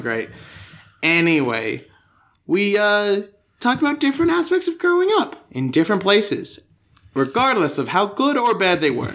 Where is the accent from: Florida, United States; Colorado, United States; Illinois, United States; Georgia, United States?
Colorado, United States; Denver; born or raised there; now in Australia